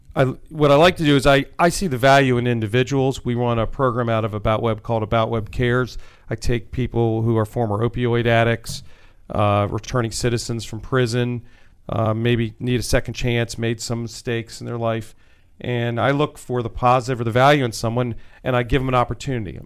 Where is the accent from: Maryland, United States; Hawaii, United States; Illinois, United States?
Maryland, United States; Wheaton; I grew up in Wheaton, Maryland